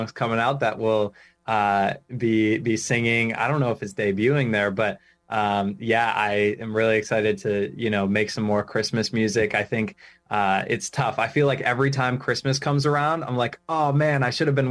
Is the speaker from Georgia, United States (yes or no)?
no; Rhode Island, United States; I'm from Rhode Island, born and raised, and I'm still living here